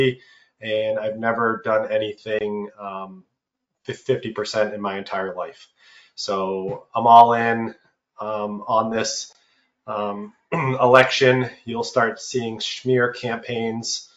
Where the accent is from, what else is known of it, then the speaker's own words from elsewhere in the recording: New Hampshire, United States; I'm from New Hampshire.